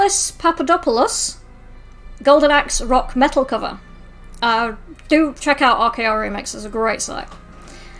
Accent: Sheffield, Yorkshire and the Humber, United Kingdom; my hometown of Sheffield

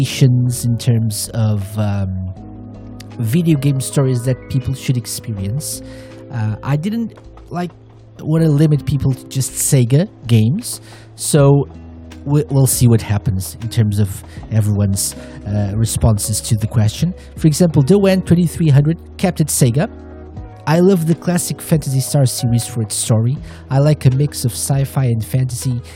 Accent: Portugal; fellow Portuguese PTPT crew

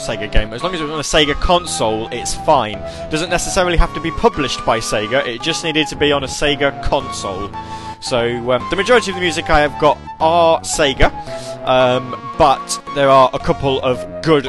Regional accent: United Kingdom; Because I'm British. You see, I don't really pronounce my THs awfully well

